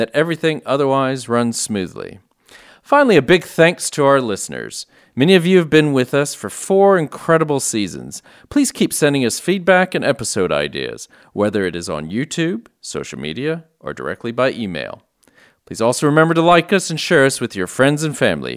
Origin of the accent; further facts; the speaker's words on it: San Antonio, Texas, United States; I'm from San Antonio, which is like one of the heavy metal capitals of the U.S.